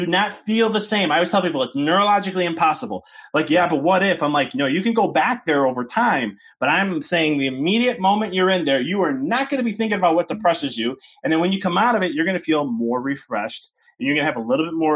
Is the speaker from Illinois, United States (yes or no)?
yes; Chicago, Illinois, United States; moved away as an adult; now in Knoxville, United States; I'm from Chicago